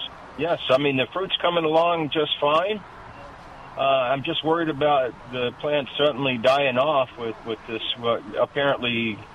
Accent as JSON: {"language": "English", "region": "Southern Virginia", "country": "United States", "moved": "yes", "said": "I'm from Southern Virginia."}